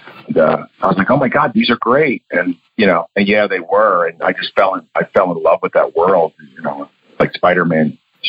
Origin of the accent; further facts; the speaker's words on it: the New York area, United States; also born or lived in Florida; growing up in the New York area, you know, Italian parents